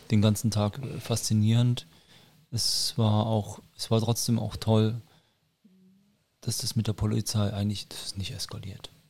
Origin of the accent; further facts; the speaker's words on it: Nuremberg, Bavaria, Germany; ich meine, ich bin ja Nürnberger und wir haben ja auch ein großes Volksfest.